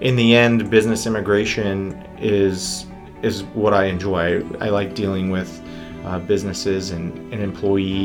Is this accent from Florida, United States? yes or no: no; Northern California, United States; moved away; also born or lived in Utah / Ontario, Canada; I was born and raised in California, in a small town in Northern California in the Redwood Forest